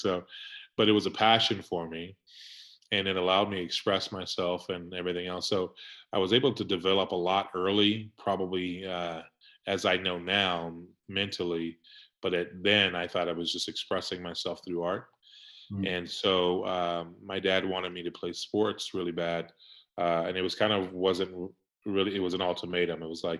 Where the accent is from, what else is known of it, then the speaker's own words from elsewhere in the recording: Jackson, Mississippi, United States; also born or lived in Heidelberg, Germany; I started in Heidelberg, Germany, but I was born in Jackson, Mississippi, and at 6 months old, I was flown to Heidelberg, Germany when my father was in the service.